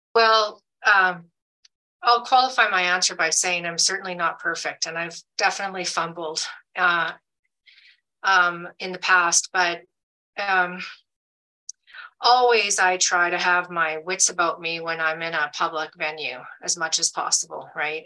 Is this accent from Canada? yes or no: yes; Alberta, Canada; moved away as an adult; now in United States; I'm a Canadian, I, I've lived in the States now since 2019, but I lived, I grew up in Alberta